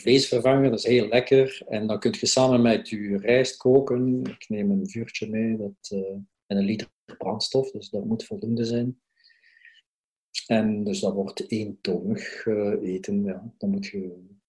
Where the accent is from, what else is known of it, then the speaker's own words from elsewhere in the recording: Belgium; we als Belgen